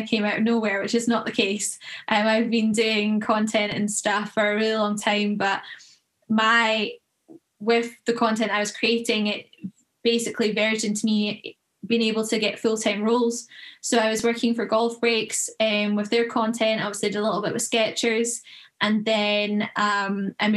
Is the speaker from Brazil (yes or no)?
no; Troon, Scotland, United Kingdom; also born or lived in United States; I'm from Scotland, as you can probably tell, and grew up playing golf in Troon.